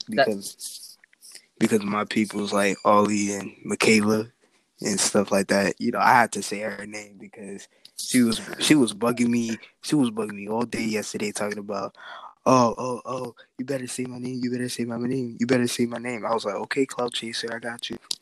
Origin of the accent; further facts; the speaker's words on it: United States; also born or lived in New York City, United States; now in Boston, United States; I was born in New York, raised in both um, New York and Boston